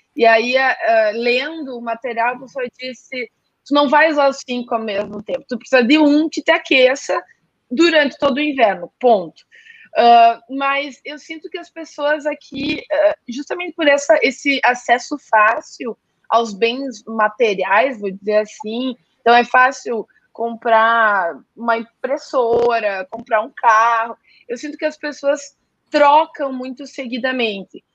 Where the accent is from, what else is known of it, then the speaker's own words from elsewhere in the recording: Gaúcho, Rio Grande do Sul, Brazil; moved away; meu eu e meu, meu marido somos gaúchos